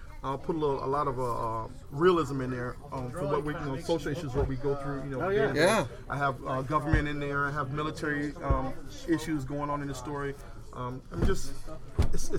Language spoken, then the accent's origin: English; Portsmouth, Virginia, United States; Originally from Portsmouth